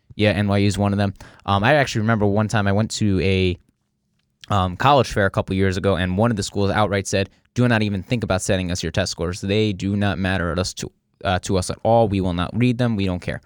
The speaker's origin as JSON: {"language": "English", "region": "New Jersey", "country": "United States", "accent": "New Jersey", "said": "I'm from New Jersey"}